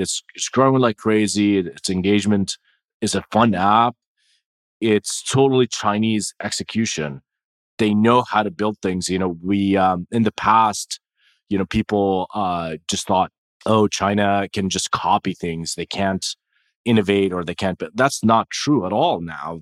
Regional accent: Jordan; moved away; I was born and raised in Jordan

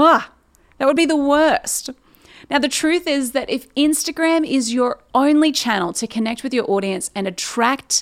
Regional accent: Newcastle, New South Wales, Australia; moved away as an adult; now in Sydney, Australia; And Newcastle is where I've lived my whole life.

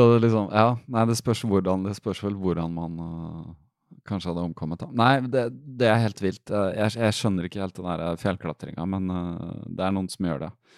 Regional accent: Fredrikstad, Østfold, Norway; moved away; Jeg er fra Fredrikstad

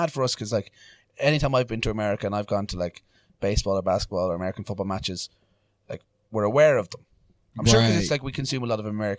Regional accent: Limerick, Munster, Ireland; I was born in Limerick.

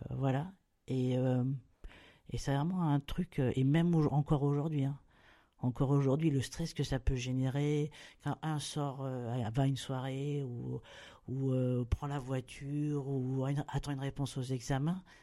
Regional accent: Bordeaux, Nouvelle-Aquitaine, France; now in Réunion, France; Moi, je suis de Bordeaux. voilà. Mais euh, voilà, mais, mais, c'est d'origine parce qu'aujourd'hui, euh, voilà, à La Réunion, j'ai passé voilà, plus de temps, presque plus de temps à La Réunion.

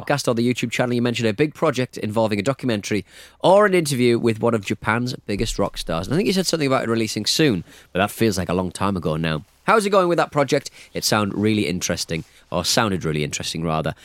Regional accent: North East England, United Kingdom; accent: Northeast; I'm from the Northeast

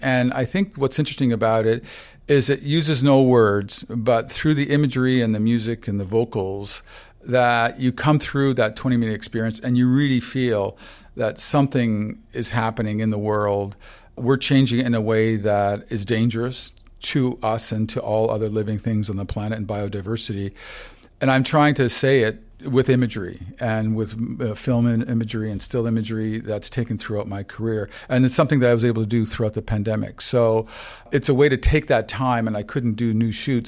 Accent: St. Catharines, Ontario, Canada; born or raised there; first language Ukrainian; English is a second language

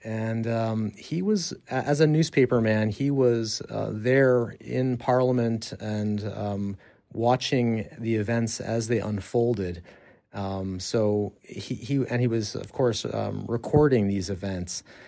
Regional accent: New Mexico, United States; now in Czech Republic; I'm, I'm from the United States, from the state of New Mexico

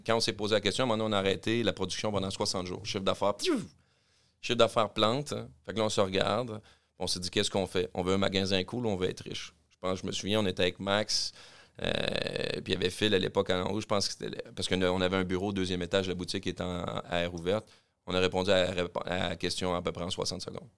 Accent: Quebec City, Quebec, Canada; je suis natif de Québec

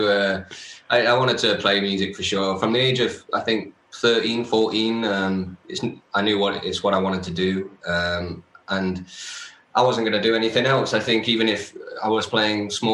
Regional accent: Nottingham, East Midlands, United Kingdom; moved away; for it to be in my hometown

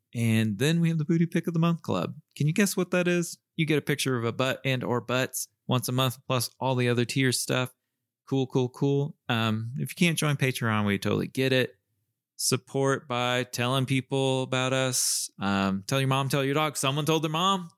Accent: Southern US, Southern United States, United States; accent: Southern

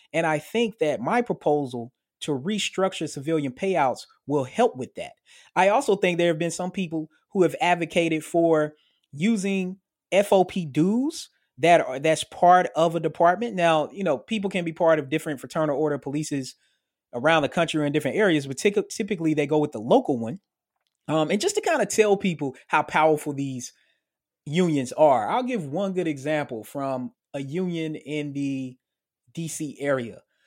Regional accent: Murfreesboro, Tennessee, United States; moved away; my hometown in Murfreesboro, Tennessee

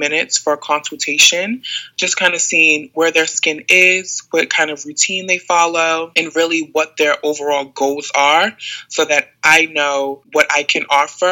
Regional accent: Maryland, United States; also born or lived in Atlanta; I'm from Maryland, so I moved back to Maryland to kind of be with family for a little bit

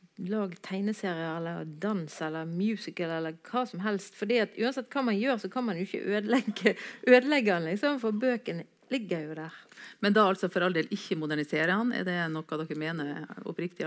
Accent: Bergen, Vestland, Norway; Jeg er jo bergenser

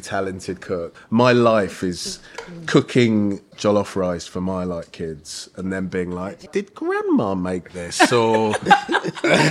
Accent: Bexleyheath, London, United Kingdom; I grew up in Bexley Heath

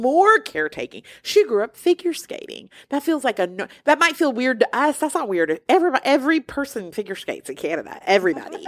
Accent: Alabama, United States; I'm from Alabama

